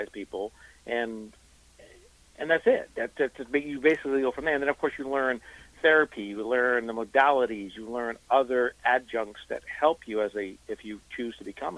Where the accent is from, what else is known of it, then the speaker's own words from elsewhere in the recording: East Coast, United States; moved away; I'm originally from the East Coast